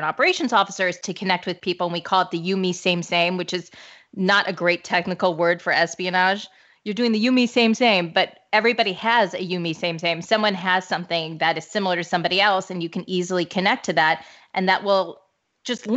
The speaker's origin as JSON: {"language": "English", "town": "St. Louis", "region": "Missouri", "country": "United States", "tie": "born or raised there", "said": "I'm from St. Louis"}